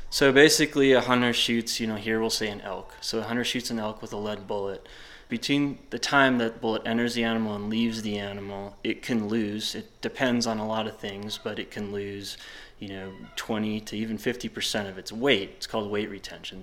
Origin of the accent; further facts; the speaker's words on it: Wisconsin, United States; now in Jackson, United States; I'm from Wisconsin